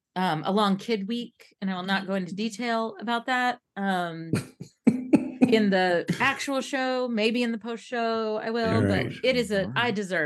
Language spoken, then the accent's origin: English; Kentucky, United States; my home state of Kentucky